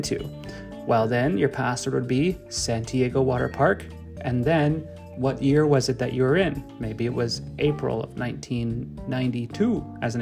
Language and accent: English; Canada; I'm Canadian